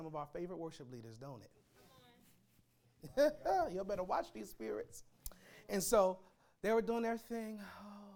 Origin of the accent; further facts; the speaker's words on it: Pennsylvania, United States; moved away; My hometown back in Pennsylvania